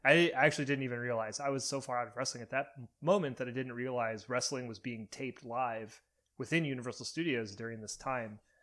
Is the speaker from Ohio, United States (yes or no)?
yes; Cleveland, Ohio, United States; my hometown of Cleveland, Ohio